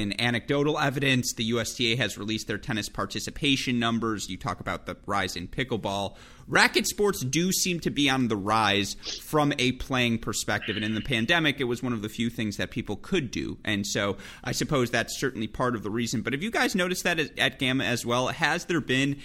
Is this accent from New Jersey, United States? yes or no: no; Michigan, United States; moved away as an adult; now in Indianapolis, United States; I grew up in Michigan